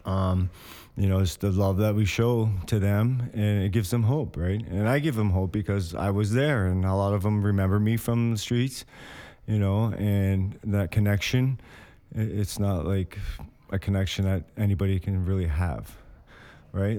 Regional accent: Windsor, Ontario, Canada; also born or lived in Hamilton; I'm from Windsor. Like, my last residence was in Windsor

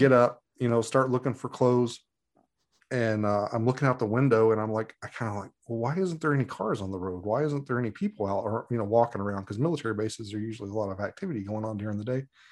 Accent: Muhlenberg County, Kentucky, United States; moved away as an adult; now in Alaska, United States; I was born and raised in Muhlenberg County, and, uh, spent my formative years there

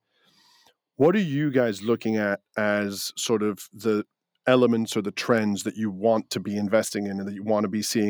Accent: Greece; born or raised there; now in United Kingdom

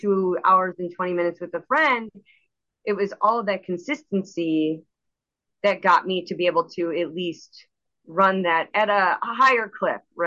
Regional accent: Missouri, United States; now in Chicago suburb, United States; I grew up in Missouri

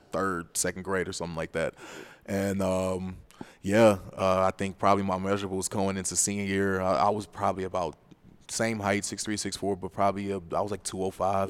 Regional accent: Cleveland, Ohio, United States; also born or lived in Chicago; I was born in Chicago, although I was raised in Cleveland, I consider Cleveland my hometown.

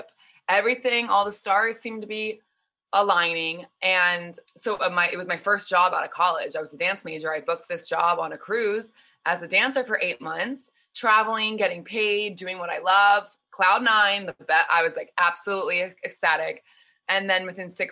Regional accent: outside Philadelphia, Pennsylvania, United States; I grew up outside Philly, Pennsylvania

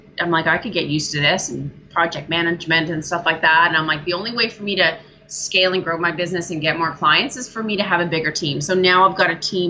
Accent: Ontario, Canada; also born or lived in British Columbia; Yeah, so I am in Ontario, Canada now, but I used to live out in beautiful British Columbia.

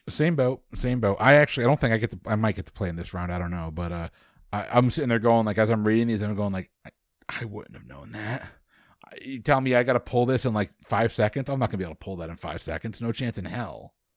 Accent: United States; because I'm American.

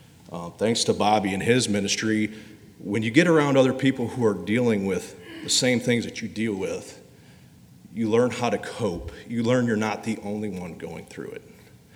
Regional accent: Indiana, United States; when I moved down here from Indiana, yeah, I'm a Yankee.

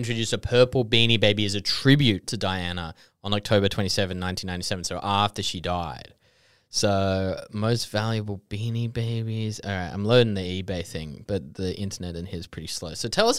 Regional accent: Queanbeyan, New South Wales, Australia; I'm from Queanbeyan. This is just what we do.

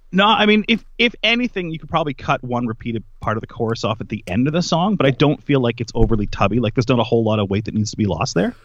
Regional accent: Nova Scotia, Canada; I grew up in Nova Scotia, a very small town

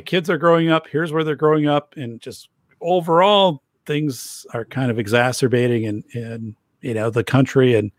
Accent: Wisconsin, United States; I grew up in Wisconsin. I still live in Wisconsin.

